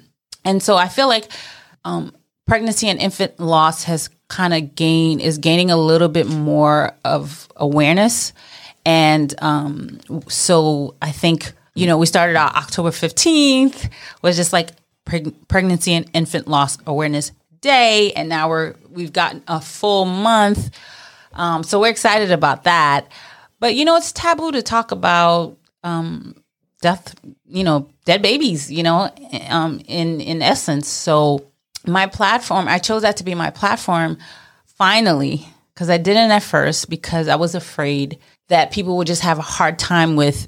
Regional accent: Brooklyn, New York, United States; I'm Mrs. New York American 2020, and I am a Brooklyn girl. Born and raised in Brooklyn, and specifically Flatbush.

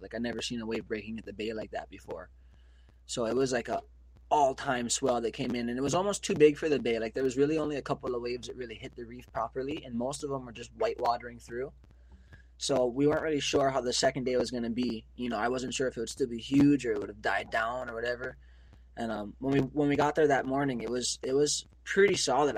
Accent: Maui, Hawaii, United States; moved away as an adult; now in Oahu, United States; I was growing up in Maui

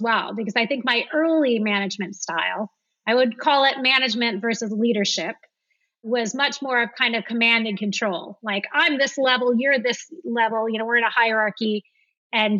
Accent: the Midwest of America, United States; moved away as an adult; also born or lived in San Francisco / London; now in France; I grew up in the Midwest of America

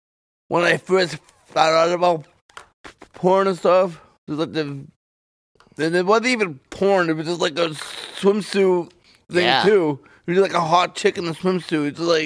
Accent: Toronto, Ontario, Canada; I grew up in Toronto, yes. The suburb, yeah.

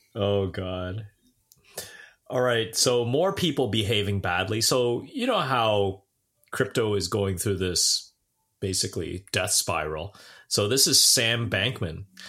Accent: Brampton, Ontario, Canada; I'm from Brampton.

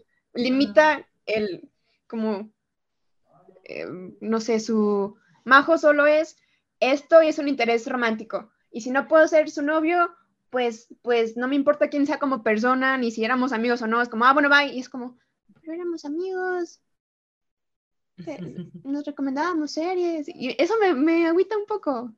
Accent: Mexico; soy de México

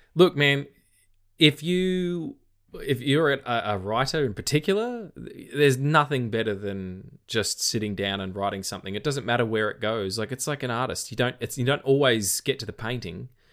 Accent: Australia; accent: Australian; my Australian accent

